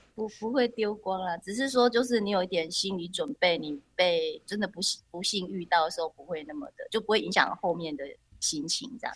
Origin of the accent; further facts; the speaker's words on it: Taiwan; moved away; also born or lived in France; 我就在台湾